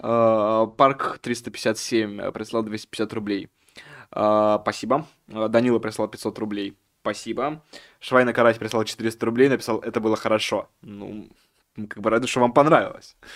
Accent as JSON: {"language": "Russian", "region": "Moscow", "country": "Russia", "said": "как москвич говорю"}